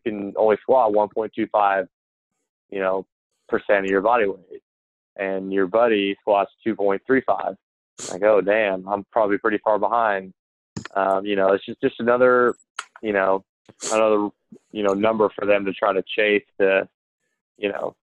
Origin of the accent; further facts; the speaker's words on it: Wisconsin, United States; I was born in Wisconsin.